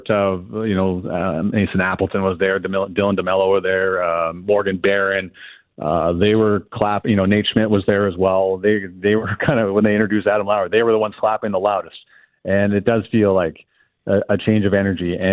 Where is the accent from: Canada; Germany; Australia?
Canada; like I just we're so Canadian.